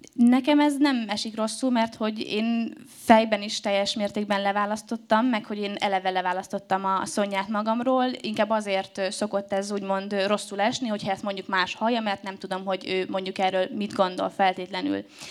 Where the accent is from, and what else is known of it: Debrecen, Hajdú-Bihar, Hungary; now in Budapest, Hungary